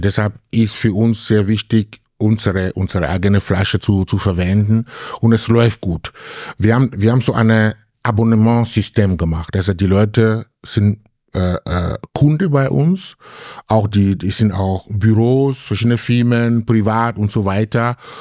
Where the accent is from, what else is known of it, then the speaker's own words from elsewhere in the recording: Cameroon; German is a second language; now in Graz, Austria; jemand wie ich aus Kamerun kommt